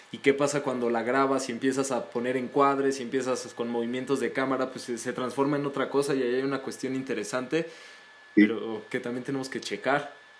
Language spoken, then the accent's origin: Spanish; Mexico; a nosotros como mexicanos y como latinoamericanos